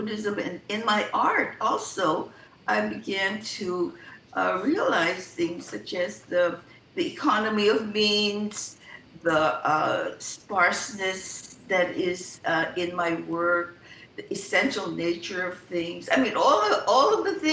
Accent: Hawaii, United States; I was born in Hawaii

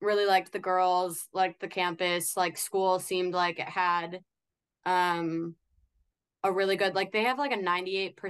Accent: Waconia, Minnesota, United States; now in Minneapolis, United States; I am from Waconia, which is like a smaller town, like 45 minutes west of the Twin Cities, but am in Minneapolis right now

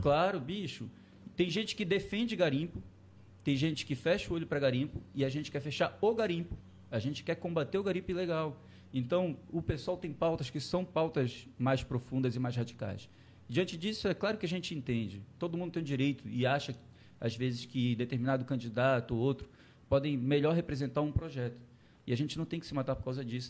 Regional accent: Belém, Pará, Brazil; De Belém, tá. de Belém. Nascido e criado na Marambaia, ali perto do canal Água Cristal.

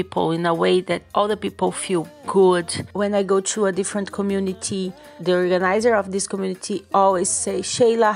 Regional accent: Cascavel, Paraná, Brazil; I'm from Cascavel in the south of Brazil.

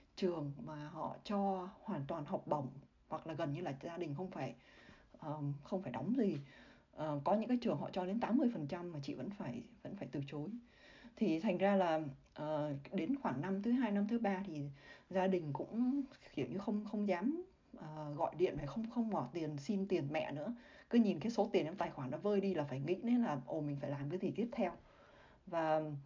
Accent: Vietnam; moved away as an adult; also born or lived in Singapore; chỉ có mình chị ở người Việt Nam

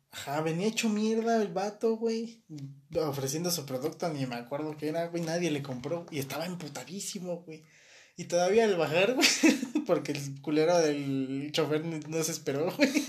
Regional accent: Mexico

